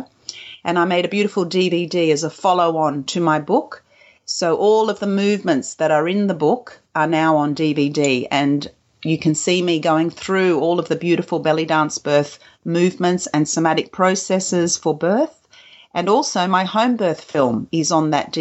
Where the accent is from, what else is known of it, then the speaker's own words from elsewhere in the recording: Australia; also born or lived in Kuwait; I was born in Kuwait, and I came to Australia when I was a two-year-old